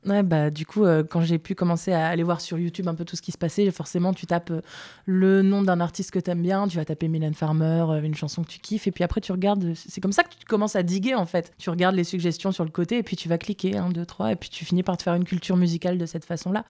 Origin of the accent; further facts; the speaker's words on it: Lille, Hauts-de-France, France; Je suis pas parisienne, je viens de Lille